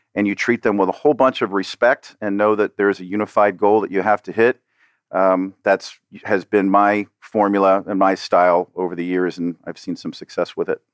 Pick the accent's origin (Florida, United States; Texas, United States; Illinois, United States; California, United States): Florida, United States; Miami; I'm a South Florida native. I was born and raised here in Miami